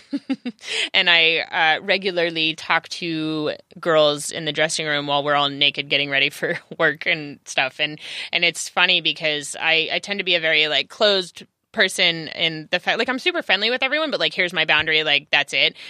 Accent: California, United States; also born or lived in Los Angeles; I am native Cal, to California

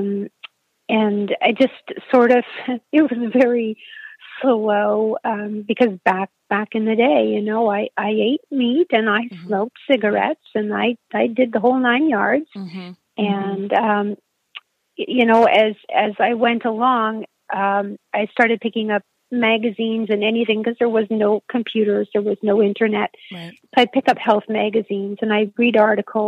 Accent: Sudbury, Ontario, Canada; now in southern Ontario, Canada; I'm originally from a small city in northern Canada called Sudbury. It's a mining town

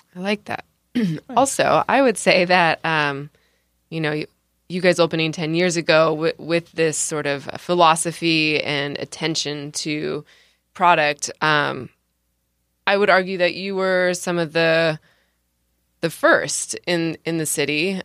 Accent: San Diego, California, United States; I'm from San Diego

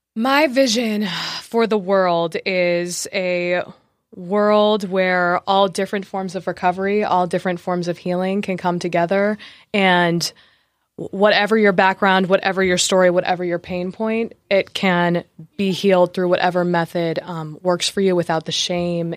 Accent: New Jersey, United States; I was born in New Jersey

